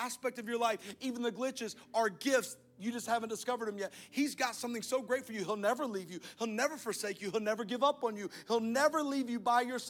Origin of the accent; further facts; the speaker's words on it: Alabama, United States; I'm from Alabama